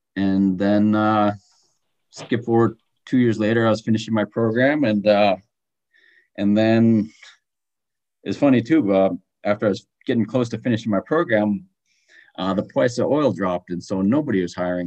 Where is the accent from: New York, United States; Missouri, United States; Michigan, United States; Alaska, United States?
Alaska, United States; Galena; also born or lived in Wasilla, Alaska; my hometown is Galena, Alaska